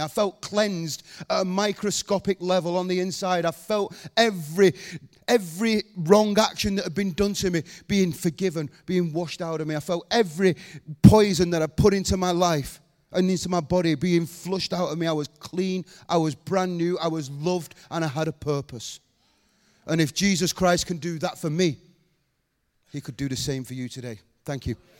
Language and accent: English; Rochdale, North West England, United Kingdom; I was born in Rochdale.